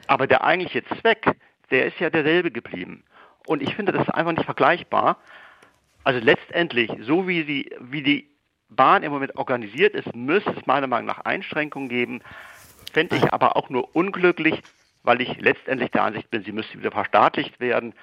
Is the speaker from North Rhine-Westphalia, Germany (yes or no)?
no; Marburg, Hesse, Germany; now in Hamburg, Germany; ich wäre eigentlich jetzt nicht in Hamburg, wo ich lebe und arbeite, sondern in meiner Heimatstadt Marburg